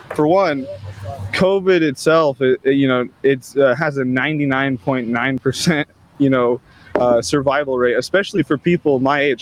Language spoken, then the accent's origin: English; California, United States; I'm from California, just not the area